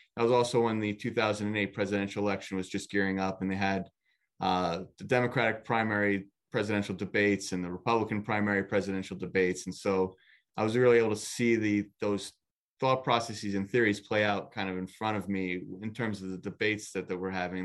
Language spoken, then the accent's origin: English; Nutley, New Jersey, United States; born and raised in Nutley